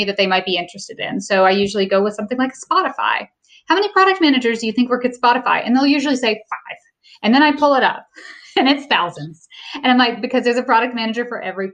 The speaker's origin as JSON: {"language": "English", "region": "the South", "country": "United States", "tie": "born or raised there", "also_born_or_lived": "Los Angeles", "moved": "as an adult", "said": "I grew up in the South"}